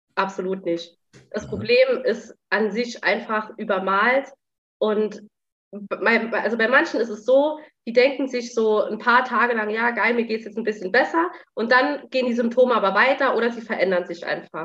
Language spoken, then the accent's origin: German; Saarland, Germany; ich komme aus dem Saarland